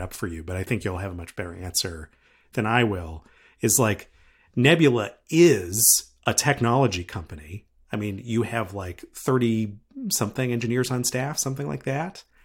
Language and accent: English; right outside of Harvard, Massachusetts, United States; I grew up right outside of Harvard